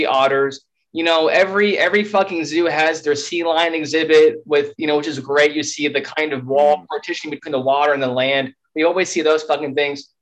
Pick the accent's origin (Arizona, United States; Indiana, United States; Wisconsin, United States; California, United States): Arizona, United States; Tucson; we're both from Tucson